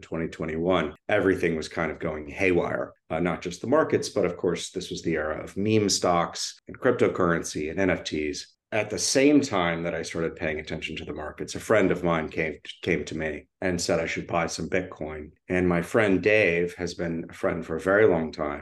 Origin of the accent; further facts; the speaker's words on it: Austin, Texas, United States; I grew up in Austin, Texas, quite a ways from Hollywood